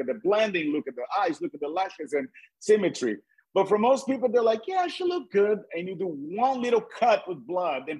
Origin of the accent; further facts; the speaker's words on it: Brazil; English is a second language; moved away as an adult; also born or lived in Cape Cod; when I was a new immigrant, I'm from Brazil. My accent